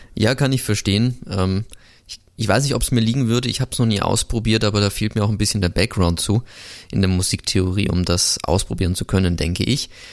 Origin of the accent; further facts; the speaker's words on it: Augsburg, Bavaria, Germany; now in Linz, Austria; heute zurück in meine Heimat geht. Ich komme ja aus Augsburg, wohne jetzt zwar in Linz